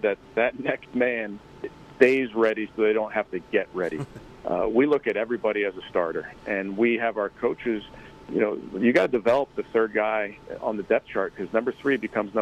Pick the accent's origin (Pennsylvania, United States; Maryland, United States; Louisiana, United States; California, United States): Pennsylvania, United States; Philadelphia; I'm from Philly.